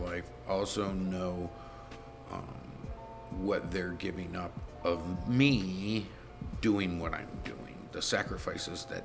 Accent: Rochester, New York, United States; I grew up in Rochester, New York, in West Aranaquite, went to West Aranaquite High School.

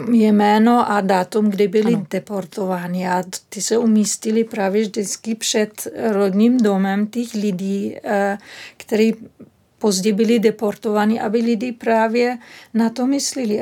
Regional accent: Berlin, Germany; Czech is a second language; moved away; Já pocházím z Berlína

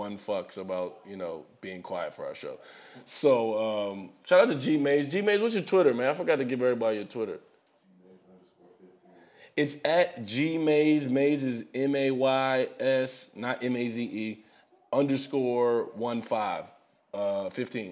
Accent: United States; I'm an American African, man. And I say American first because I've never been to Africa

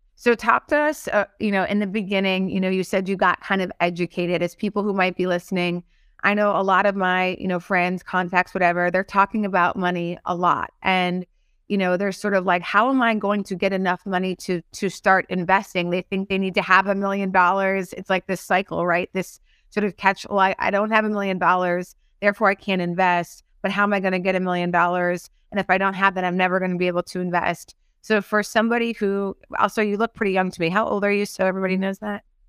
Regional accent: North Dakota, United States; moved away; I'm from North Dakota, and most, most folks that I met back in North Dakota are still in North Dakota.

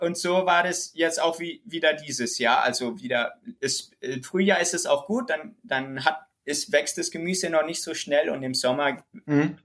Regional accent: Rhineland-Palatinate, Germany; ich komme hier aus dem Dorf und die Leute kennen mich

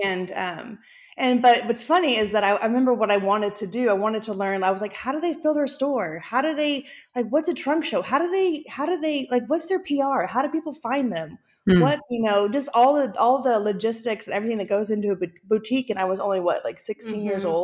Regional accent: Houston, Texas, United States; we were raised in Clear Lake City, which is a suburb in Houston, Texas.

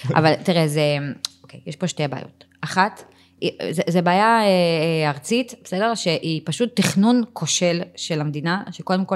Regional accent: Givatayim, Tel Aviv District, Israel; moved away as an adult; also born or lived in Ramat Gan; now in Tzur Yitzhak, Israel; בילדות שלי בגבעתיים וברמת גן, זה היה מקומות קטנים

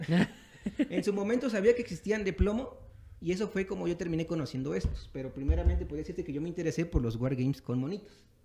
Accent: Nuevo Morelos, Veracruz, Mexico; moved away as an adult; now in Texcoco, Mexico; soy originario de Veracruz.

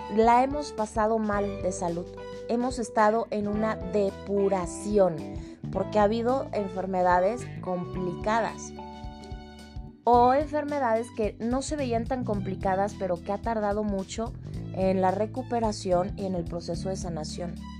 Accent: Mexico; mi país, en México

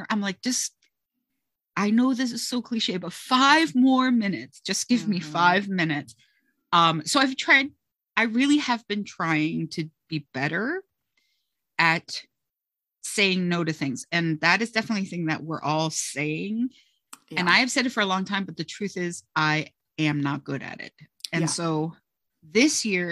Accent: South Florida, United States; moved away as an adult; now in southern New Jersey, United States; I am originally and proudly from South Florida, where I was born and raised and lived for the first 21 years

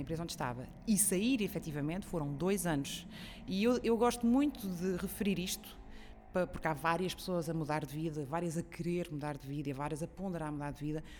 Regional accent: São Miguel, Azores, Portugal; Eu sou açoriana de São Miguel, nasci e cresci lá.

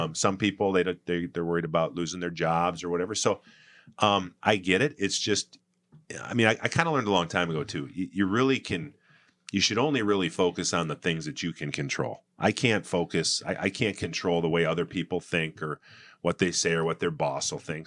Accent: Saint Paul, Minnesota, United States; I grew up in Saint Paul in the eighties

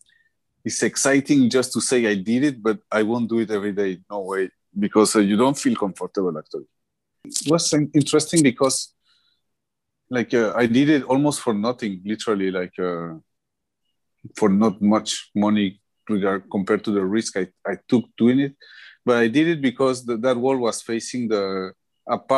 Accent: Colombia; I'm from Colombia

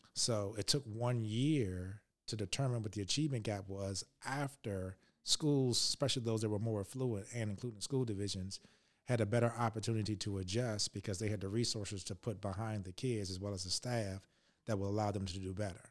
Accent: Richmond, Virginia, United States; I grew up in Richmond, Virginia

